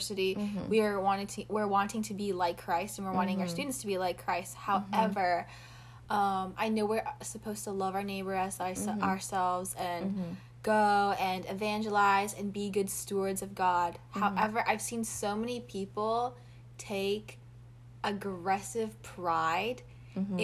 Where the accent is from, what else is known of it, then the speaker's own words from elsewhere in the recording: Indonesia; So I'm from Indonesia, and mm-hmm. my mom is Indonesian.